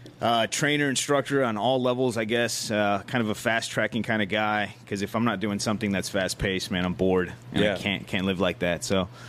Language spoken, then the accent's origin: English; Chicago, Illinois, United States; So I grew up in Pilsen. So if anybody who knows Chicago, Pilsen in the past, so now it's gentrified.